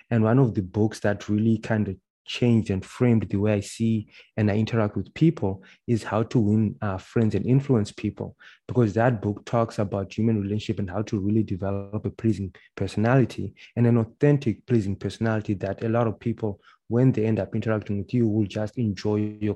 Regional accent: Zimbabwe; now in Canada; Uh, and then they won't speak to me because I'm from Zimbabwe.

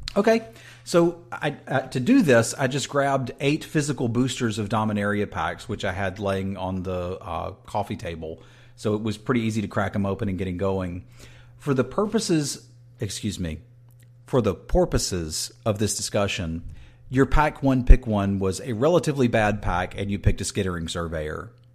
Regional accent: East Coast, United States; moved away; that's where I grew up. So like mm. my hometown is getting hit with this

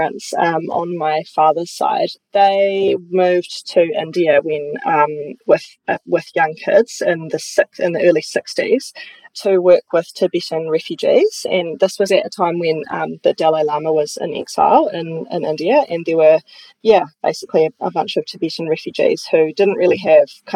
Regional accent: New Plymouth, Taranaki, New Zealand; moved away as an adult; also born or lived in Palmerston North / Christchurch; I'm from Taranaki, amazing place to grow up.

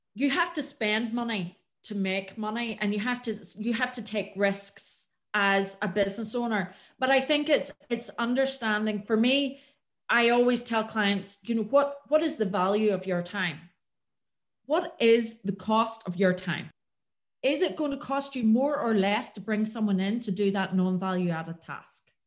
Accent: Antrim, Northern Ireland, United Kingdom; moved away as an adult; I am from the north. I'm from Antrim originally

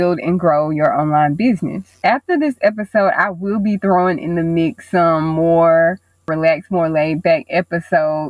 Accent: Mobile, Alabama, United States; I was born and raised in Mobile, Alabama.

